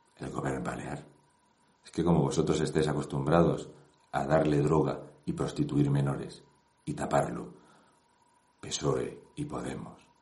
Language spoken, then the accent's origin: Spanish; Region of Murcia, Spain; yo soy de Murcia